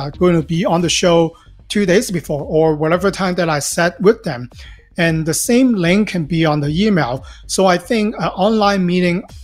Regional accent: Hong Kong; now in Los Angeles, United States; I'm originally from Hong Kong. Live in Los Angeles for the past 20-some-odd years now

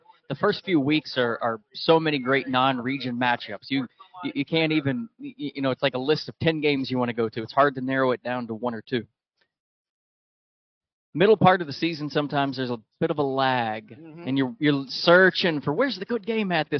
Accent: Williamson County, Tennessee, United States; I was born and raised in Williamson County

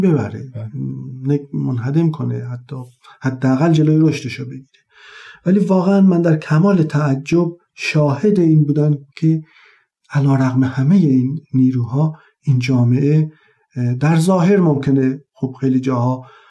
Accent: Taft, Yazd Province, Iran; اهل یزد و اصالتا زادگاه هم تفت یزد یکی از شهرستان های اطراف یزد هست

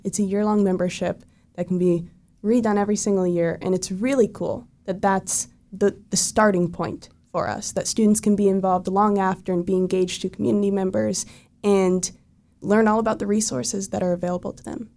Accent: Oviedo, Florida, United States; I'm from Oviedo, which is like twenty minutes from Rollins

